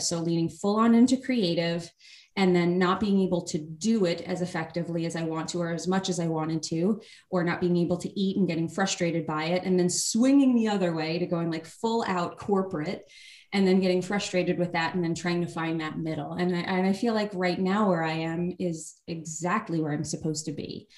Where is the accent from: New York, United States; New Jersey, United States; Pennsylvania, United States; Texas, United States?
New York, United States; also born or lived in Los Angeles, United States; now in Austin, United States; Been here uh, a little over two years. We were in Los Angeles before that, and I grew up in New York